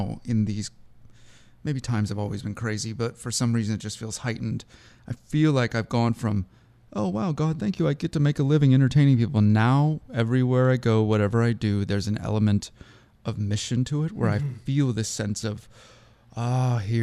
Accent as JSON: {"language": "English", "town": "Seattle", "region": "Washington", "country": "United States", "tie": "born or raised there", "said": "growing up near Mount Hood or Mount Rainier"}